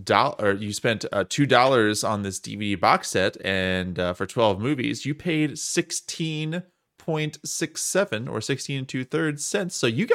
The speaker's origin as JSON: {"language": "English", "region": "Wisconsin", "country": "United States", "tie": "born or raised there", "said": "I'm just extra sensitive to Italian culture because I grew up with it in South Wisconsin"}